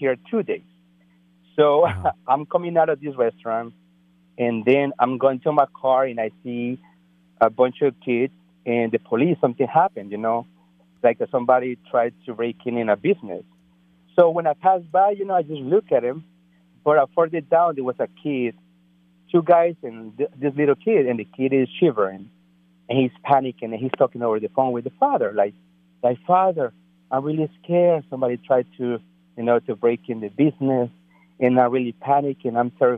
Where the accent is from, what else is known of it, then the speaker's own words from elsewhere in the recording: New Jersey, United States; English is a second language; Basically, I'm on a business trip. I'm from New Jersey, passing by in Maryland.